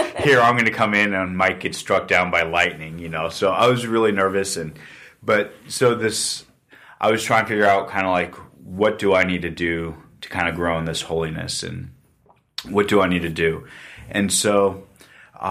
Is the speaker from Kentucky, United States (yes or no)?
yes; Louisville, Kentucky, United States; moved away as an adult; also born or lived in Cincinnati, Ohio; I was raised down actually in Louisville, Kentucky